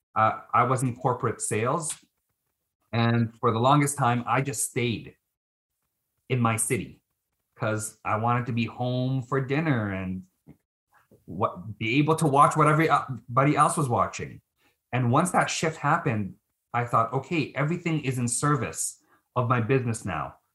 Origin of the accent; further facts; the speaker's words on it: Philippines; now in Canada; I'm Filipino